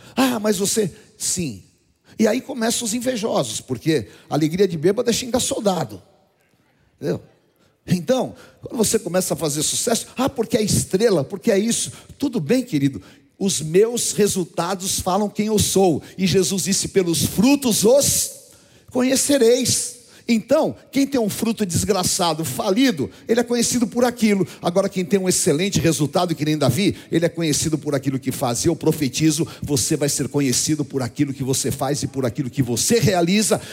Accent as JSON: {"language": "Portuguese", "country": "Brazil"}